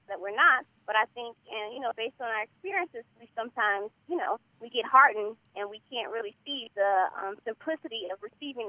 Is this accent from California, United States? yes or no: yes; California, United States; also born or lived in Jackson, Mississippi; I was born down south in Jackson, Mississippi. So I have that southern background. But, you know, my mom moved to California when I was 5, so I grew up here, you know. Raised in California